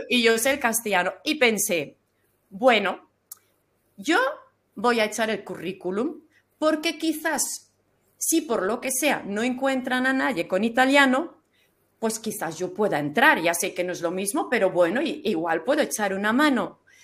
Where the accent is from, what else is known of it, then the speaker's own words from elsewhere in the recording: Flanders, Belgium; first language German; Spanish is a second language; moved away as an adult; now in Valencia, Spain; cuando yo nací ellos ya vivían en Flandes, pero ellos seguían hablando entre sí el alemán